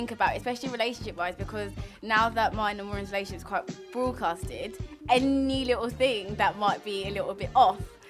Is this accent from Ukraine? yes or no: no; Nigeria; I'm actually Nigerian.